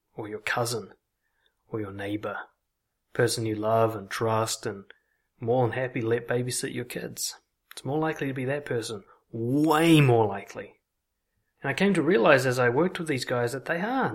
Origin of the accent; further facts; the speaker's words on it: Auckland, New Zealand; the kind of casual racism that you pick up growing up in Auckland